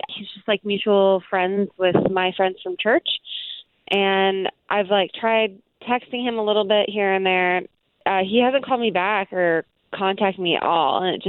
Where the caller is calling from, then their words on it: Casselberry, Florida, United States; I'm calling from Castleberry.